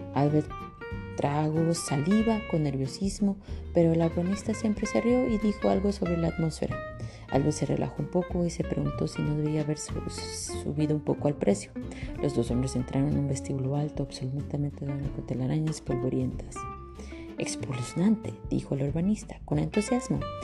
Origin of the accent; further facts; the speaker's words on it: Mexico; now in Canada; soy aquí una mexicana